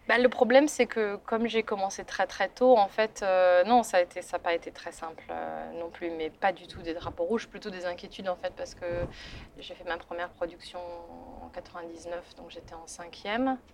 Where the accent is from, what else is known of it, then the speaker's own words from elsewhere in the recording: France; moved away as an adult; also born or lived in England / Germany / Italy; now in London, United Kingdom; Je suis française